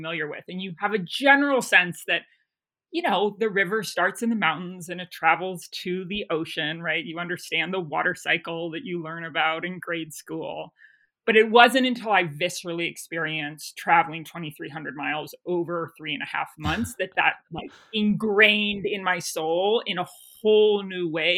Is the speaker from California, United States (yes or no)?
yes; Bolinas, California, United States; born in the San Francisco Bay Area on coastal Miwok land, out in a small town called Bolinas, and raised there